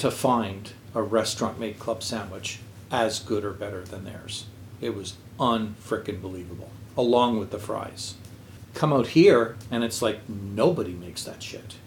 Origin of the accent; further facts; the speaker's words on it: Quebec, Canada; I grew up in Quebec